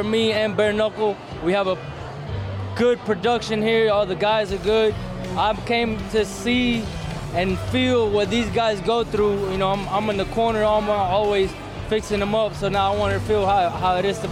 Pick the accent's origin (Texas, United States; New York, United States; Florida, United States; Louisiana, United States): Florida, United States; Pahokee; also born or lived in Cuba; I come from a small little town, Pahokee, Florida, up in Lake Okeechobee. You know, I was raised there when I came from Cuba when I was 5 years old